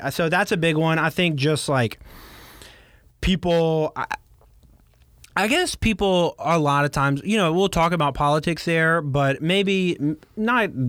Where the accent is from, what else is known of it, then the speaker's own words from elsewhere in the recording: Baton Rouge, Louisiana, United States; also born or lived in San Francisco; I'm from here